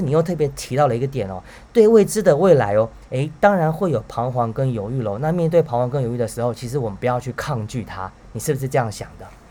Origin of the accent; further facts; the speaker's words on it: Taiwan; 大家一听到我是台湾来的